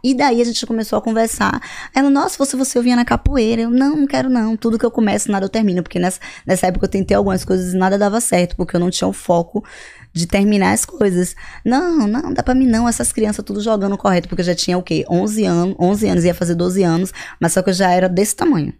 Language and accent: Portuguese; Salvador, Bahia, Brazil; moved away as an adult; eu sou de Salvador, Bahia.